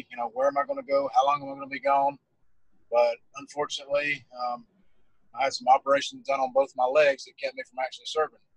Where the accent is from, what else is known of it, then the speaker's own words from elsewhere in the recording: Alabama, United States; I picked for my duty station to be East Coast naturally because I'm from Alabama.